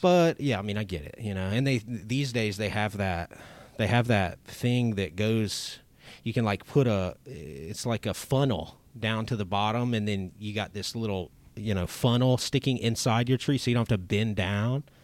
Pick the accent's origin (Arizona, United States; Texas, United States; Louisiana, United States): Louisiana, United States; Lake Charles; I grew up in Lake Charles